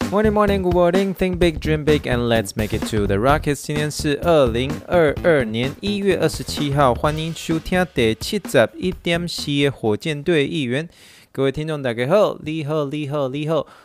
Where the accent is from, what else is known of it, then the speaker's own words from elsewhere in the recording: Taiwan; moved away; 像我这一次就是说回台湾